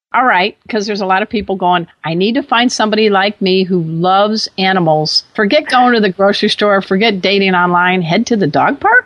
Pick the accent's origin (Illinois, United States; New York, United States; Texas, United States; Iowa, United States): Illinois, United States; Chicago; We're both from the Chicago area